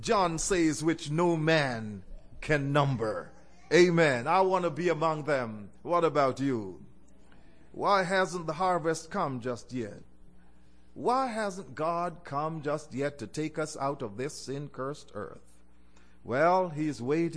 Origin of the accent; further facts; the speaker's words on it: Jamaica; I was born in Jamaica